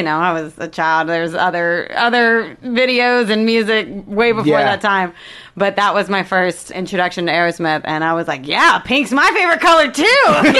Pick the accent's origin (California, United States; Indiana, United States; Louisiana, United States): Louisiana, United States; I grew up in Louisiana.